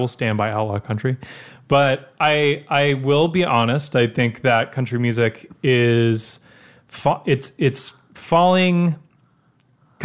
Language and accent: English; Nashville, Tennessee, United States; also born or lived in Brentwood, Tennessee / Franklin, Tennessee; I grew up in Nashville. I've been born here. I was born in Vanderbilt.